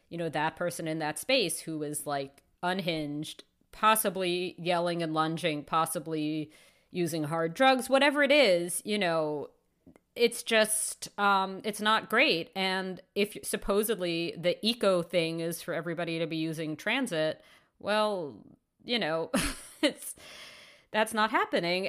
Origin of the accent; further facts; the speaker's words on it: New York City, New York, United States; moved away as an adult; now in Toronto, Canada; I Grew up in New York City.